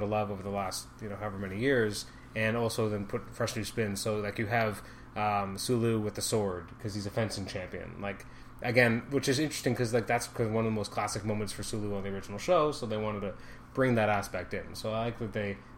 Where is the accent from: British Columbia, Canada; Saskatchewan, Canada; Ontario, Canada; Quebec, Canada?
Ontario, Canada; Toronto